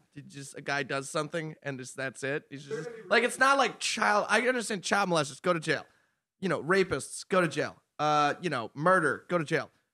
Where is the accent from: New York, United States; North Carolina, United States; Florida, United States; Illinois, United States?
New York, United States; Long Island; I grew up in Long Island, public school is a good district.